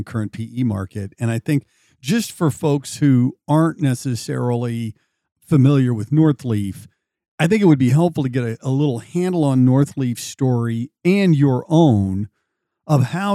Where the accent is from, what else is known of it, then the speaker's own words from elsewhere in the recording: Imperial, Missouri, United States; I grew up in Imperial, Missouri